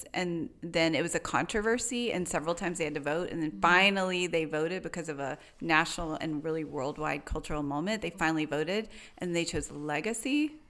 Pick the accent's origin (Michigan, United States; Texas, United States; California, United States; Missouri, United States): Texas, United States; Tyler; Tyler in East Texas.